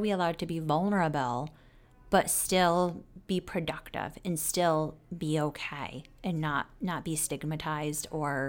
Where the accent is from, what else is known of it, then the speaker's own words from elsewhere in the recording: New York, United States; I will say I'm disappointed going from New York, coming to the South. The South doesn't have as good of ice cream as New York does.